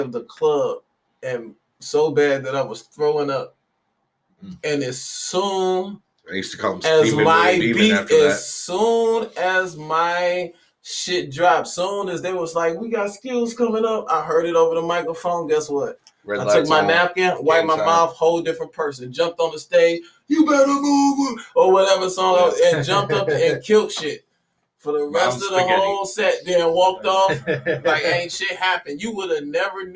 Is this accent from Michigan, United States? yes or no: yes; Detroit, Michigan, United States; I'm from Detroit